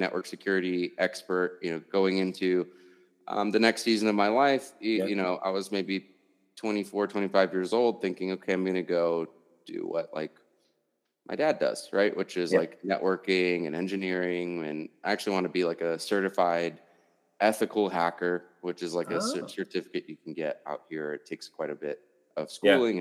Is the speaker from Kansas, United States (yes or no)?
no; Washington, D.C. area, Virginia, United States; now in Denver, United States; I'm originally from Virginia, Washington, D.C. area, which is like far east, right?